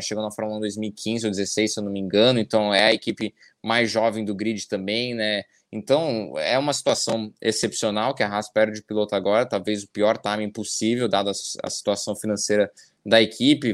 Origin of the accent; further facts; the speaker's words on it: Brazil; nós, como brasileiros